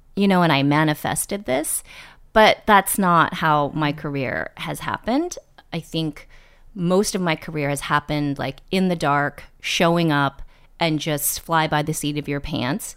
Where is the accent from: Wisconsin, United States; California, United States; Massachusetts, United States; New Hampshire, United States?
California, United States; East Bay, Northern; moved away as an adult; also born or lived in New York; I grew up in the Bay Area in Northern California in the East Bay